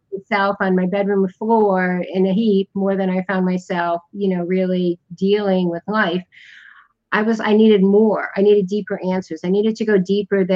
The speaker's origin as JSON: {"language": "English", "region": "Connecticut", "country": "United States", "tie": "born or raised there", "moved": "as an adult", "said": "I was born in the United States in the Northeast in Connecticut."}